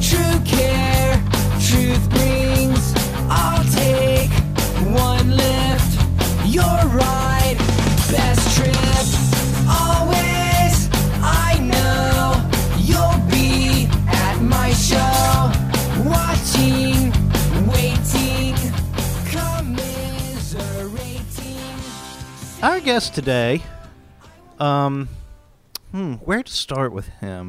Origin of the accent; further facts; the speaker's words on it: Cedar Hill, Tennessee, United States; I'm from Cedar Hill, Tennessee